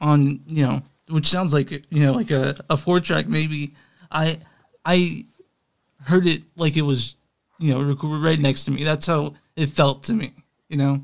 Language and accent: English; Texas, United States; moved away as an adult; now in Kansas City, United States; I grew up in Texas for the first, until I was probably 29 or 27 is when I moved to KC